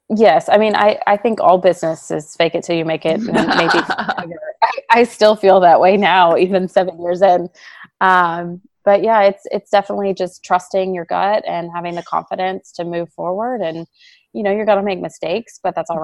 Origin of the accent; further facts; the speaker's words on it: Texas, United States; moved away as an adult; also born or lived in Savannah, Georgia; now in San Antonio, United States; I'm originally from Texas